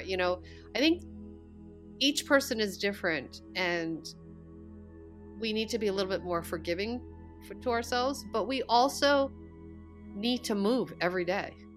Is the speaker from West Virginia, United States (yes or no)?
no; Long Island, New York, United States; moved away; I was born in New York City. I was mm-hmm. raised mm. on Long Island, about an hour away from the city. I, you know, my whole childhood upbringing was pretty much in New York.